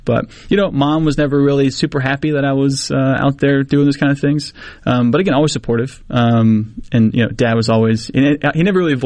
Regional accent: Mississippi, United States; I'm 19 from Mississippi

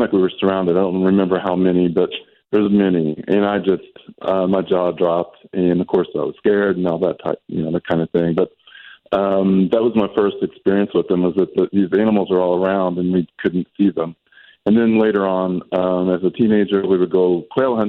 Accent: Kansas, United States; So I was born and raised in Kansas, which is a very rural environment in the southeastern part of the state.

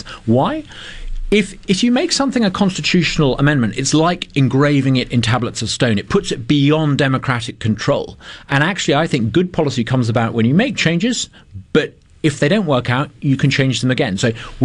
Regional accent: United Kingdom; now in Mississippi, United States; I'm a Brit who co-founded the Brexit campaign

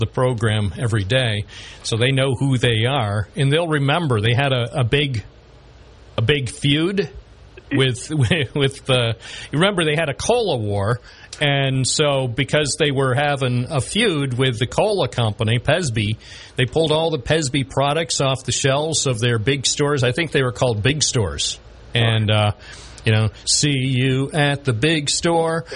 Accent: Binghamton, New York, United States; I grew up. I was born in Binghamton

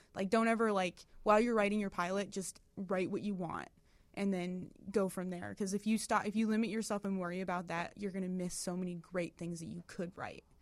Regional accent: Detroit, Michigan, United States; moved away as an adult; now in Chicago, United States; I'm, we're from Detroit originally.

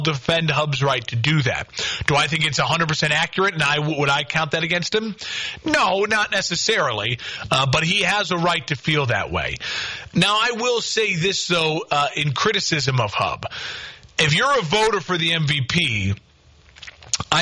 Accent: Crystal Lake, Illinois, United States; now in Quincy, United States; Crystal Lake, Illinois, getting a shout out, my hometown.

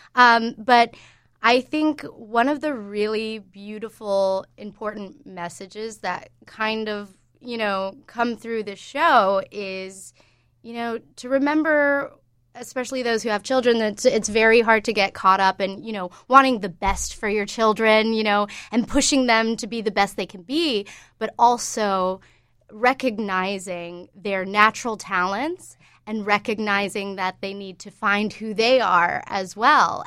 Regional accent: Georgia, United States; moved away as an adult; also born or lived in New York; I grew up in Georgia mostly, and I went to Georgia State

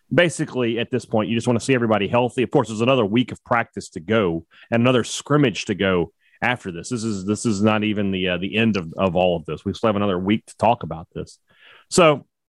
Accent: Lebanon; I'm from Lebanon.

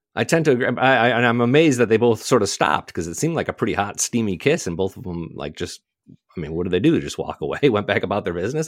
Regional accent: Michigan, United States; I grew up in Michigan

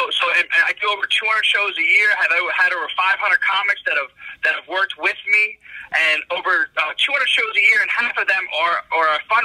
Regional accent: Morristown, New Jersey, United States; also born or lived in New York; I grew up in South Jersey. I actually grew up in Morristown, just a neighboring town of where you grew up

